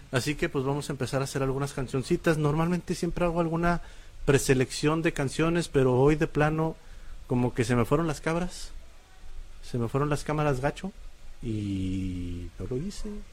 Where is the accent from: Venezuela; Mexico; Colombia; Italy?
Mexico; Monterrey, Nuevo León; Somos regios